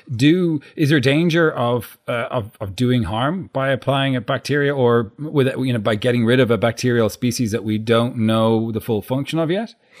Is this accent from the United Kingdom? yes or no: no; Ireland; as an Irish person